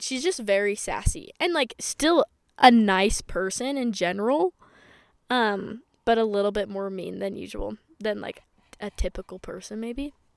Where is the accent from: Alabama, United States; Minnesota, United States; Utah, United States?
Utah, United States; I'm from Utah